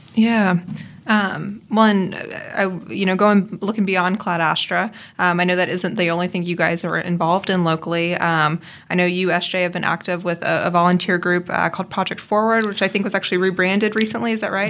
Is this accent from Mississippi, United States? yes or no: yes; Mississippi, United States; moved away as an adult; also born or lived in New Orleans; now in Topeka, United States; I'm from Mississippi originally